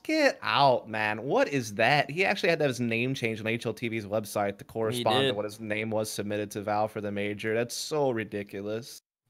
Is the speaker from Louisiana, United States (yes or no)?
yes; Louisiana, United States; moved away; I was from Louisiana.